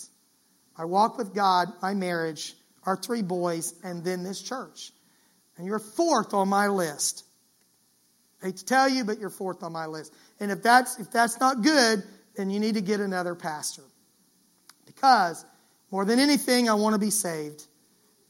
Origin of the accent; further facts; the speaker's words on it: Florida, United States; I grew up in Florida